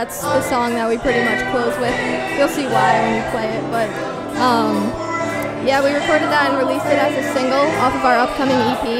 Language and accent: English; Blackstone / Millville, Massachusetts, United States; The rest of us are from Blackstone, Millville.